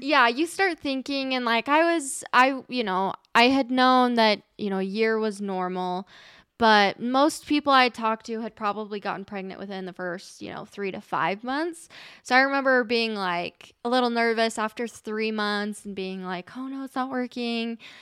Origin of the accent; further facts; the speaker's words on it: Utah, United States; also born or lived in New Zealand / Colorado; pretty much born and raised in Utah, lived in New Zealand